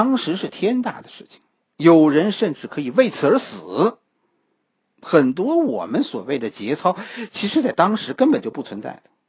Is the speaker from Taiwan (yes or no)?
no; China; 我们中国人